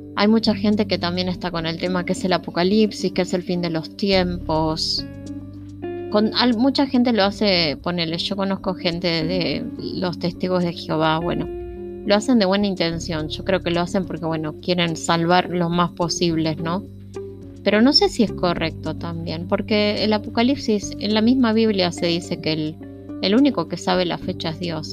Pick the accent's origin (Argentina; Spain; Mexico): Argentina; Y los argentinos somos hermanos. Los que vivimos en este país